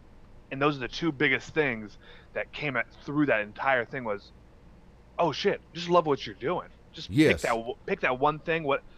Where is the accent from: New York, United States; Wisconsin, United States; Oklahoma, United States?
Wisconsin, United States; But no, man, it was fun. Lots of fishing, lots of Wisconsin's big on drinking.